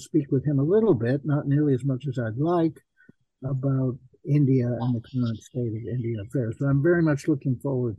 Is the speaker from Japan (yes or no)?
yes; Japan; now in Harvard, United States; I'm basically a Japan specialist. I grew up in Japan, and all my life's work has been involved with Japan principally.